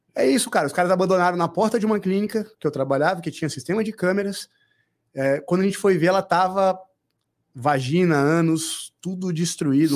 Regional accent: Brasília, Federal District, Brazil; eu sou de Brasília

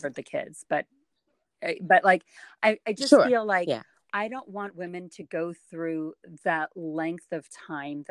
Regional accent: West Coast, United States; moved away as an adult; also born or lived in St. Louis, Missouri; I was raised on the West Coast

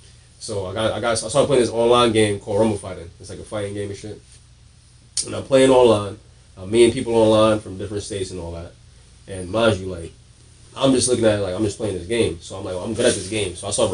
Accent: Trinidad & Tobago; I mean, I have a Trinidadian. I'm Trinidadian. My dad is Bajan. My mom is Trini. So I grew up on my Trini side with my mom.

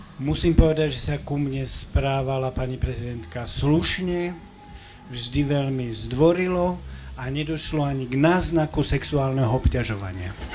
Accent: Prešov, Prešov Region, Slovakia; now in Bratislava, Slovakia; moje rodné mesto Prešov

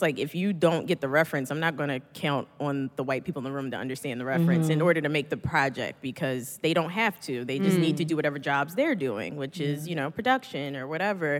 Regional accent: Philadelphia, Pennsylvania, United States; accent: thick Philly accent; I went to school at Temple in Philly. So I wasn't aware how thick my accent was at the time

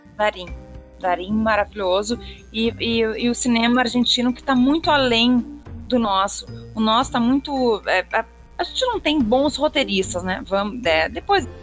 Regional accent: Porto Alegre, Rio Grande do Sul, Brazil; now in Rio de Janeiro, Brazil; eu sou de Porto Alegre, mas moro no Rio de Janeiro

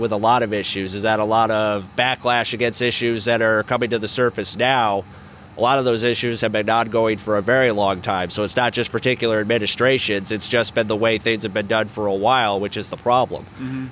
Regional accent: Colorado, United States; born or raised there

